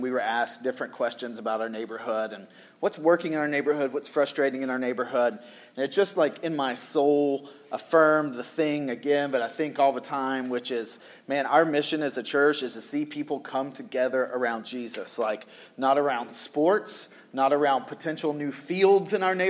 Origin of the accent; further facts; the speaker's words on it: Southern US, United States; because I grew up in the Bible Belt